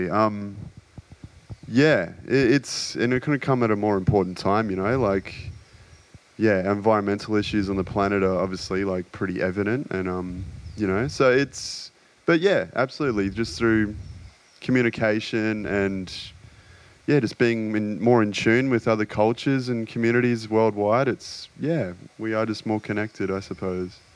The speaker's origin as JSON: {"language": "English", "country": "Australia", "said": "I guess sense of humour is a big one in being Australian."}